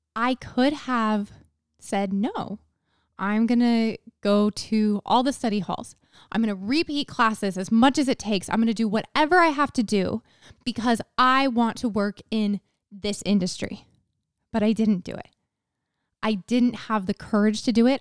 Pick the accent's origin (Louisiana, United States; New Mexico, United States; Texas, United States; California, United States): Texas, United States; moved away as an adult; also born or lived in Utah; I grew up in Texas. So I went to high school in Texas